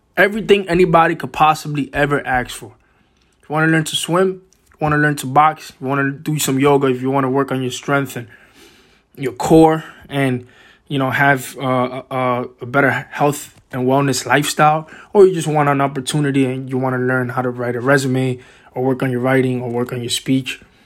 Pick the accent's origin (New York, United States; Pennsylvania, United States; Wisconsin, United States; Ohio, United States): New York, United States; New York City; also born or lived in Boston; I was born and raised in Washington Heights, which is a, a kind of a small neighborhood in Upper Manhattan, uh, in New York City